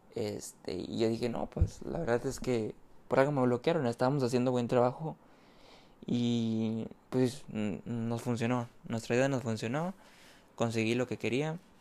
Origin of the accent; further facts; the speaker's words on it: Mexico; soy mexicano y me dedico a ser tipster